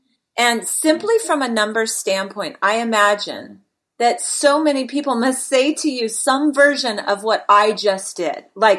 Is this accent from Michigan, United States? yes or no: no; Bay Area, California, United States; moved away; I grew up in the Bay Area.